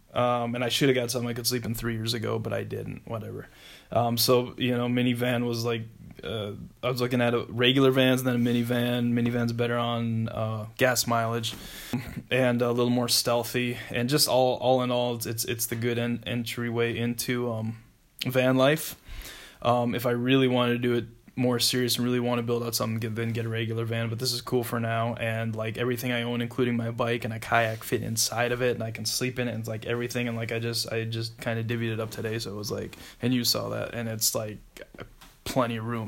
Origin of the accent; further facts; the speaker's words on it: South Dakota, United States; moved away as an adult; also born or lived in Minnesota; I'm from South Dakota originally and uh, I went to high school there. Grew up there. Uh, first 18 years of my life.